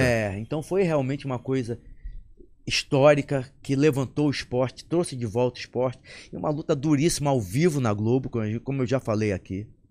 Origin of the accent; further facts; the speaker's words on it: Amazonas, Brazil; moved away; Eu, eu saí do Amazonas meu pai tinha loja.